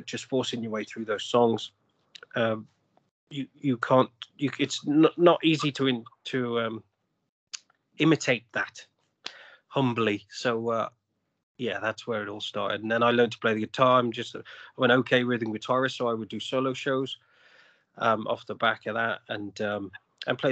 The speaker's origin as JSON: {"language": "English", "region": "England", "country": "United Kingdom", "also_born_or_lived": "Australia", "moved": "as an adult", "lives_now": "Canada", "said": "I'm originally from England"}